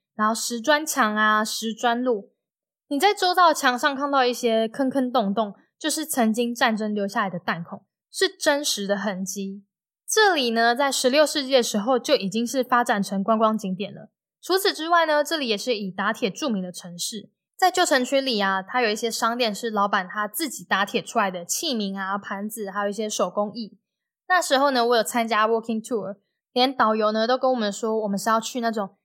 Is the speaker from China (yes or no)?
no; Taiwan; 当我在台湾出生可以喝奶、流口水和安稳地长大的时候